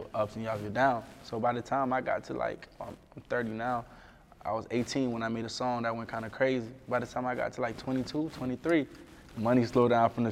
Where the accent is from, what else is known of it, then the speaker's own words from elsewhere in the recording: South Florida, United States; Growing up in South Florida